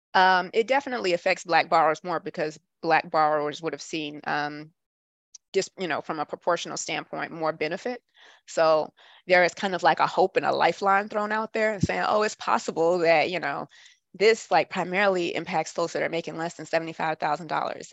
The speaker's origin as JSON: {"language": "English", "town": "Atlanta", "region": "Georgia", "country": "United States", "tie": "born or raised there", "also_born_or_lived": "New Jersey / Washington, D.C.", "moved": "as an adult", "said": "now I'm back home in my hometown of Atlanta."}